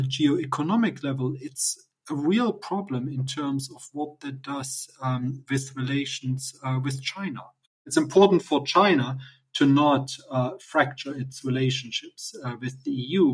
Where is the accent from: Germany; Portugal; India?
Germany; East Germany; moved away; I grew up in in East Germany